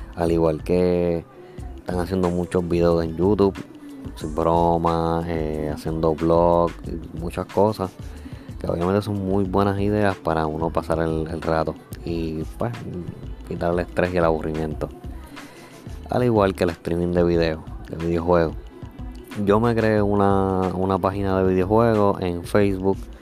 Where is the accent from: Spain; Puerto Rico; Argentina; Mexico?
Puerto Rico; yo soy de Puerto Rico